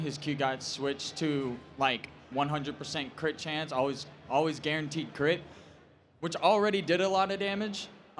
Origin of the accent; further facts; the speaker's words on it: Louisiana, United States; I'm from Louisiana.